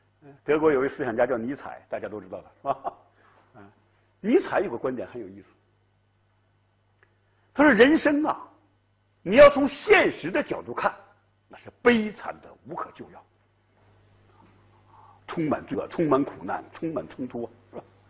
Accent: China; 我们中国人特别善于这一套，悠悠无尽的历史烟云，血雨腥风的政治事件，啊，都能被我们中国人呐用时光之水洗净它的血污

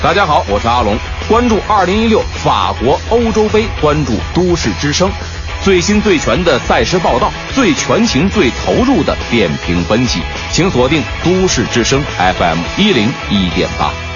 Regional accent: China; 作为一个中国人

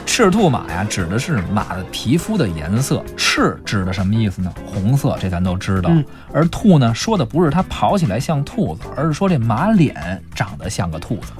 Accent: China; 我们中国人啊

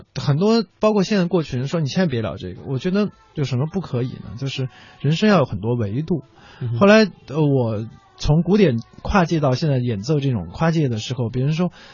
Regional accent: Chengdu, Sichuan, China; 因为它特别像我小时候在成都长大的时候，那个我， 我爸爸那时候还在卖糖果

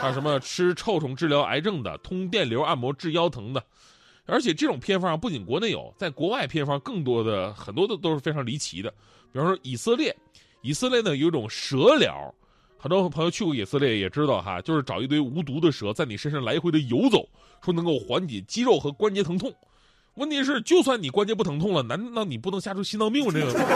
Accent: Northeast China, China; moved away; 咱们东北人

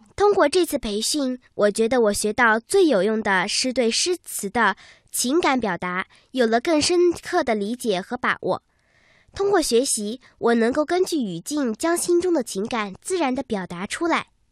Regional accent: Meishan, Sichuan, China; 来自四川梅山

